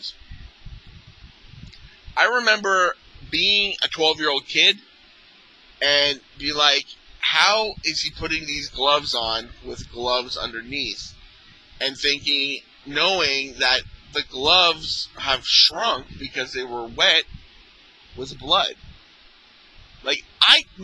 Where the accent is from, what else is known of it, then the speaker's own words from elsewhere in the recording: Mississauga, Ontario, Canada; I grew up in Mississauga, which is a suburb of Toronto